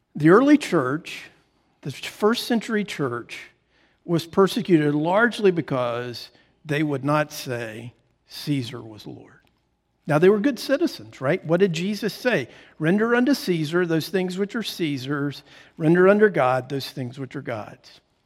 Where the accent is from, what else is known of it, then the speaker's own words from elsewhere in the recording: United States; I'm an American